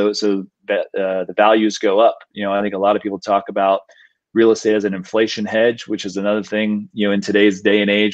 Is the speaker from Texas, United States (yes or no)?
yes; Austin, Texas, United States; we're born and raised in Austin